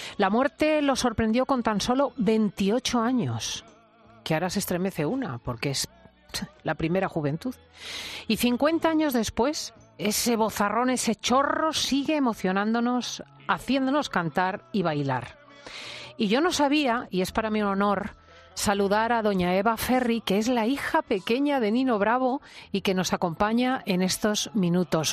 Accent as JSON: {"language": "Spanish", "country": "Spain", "said": "nuestro país"}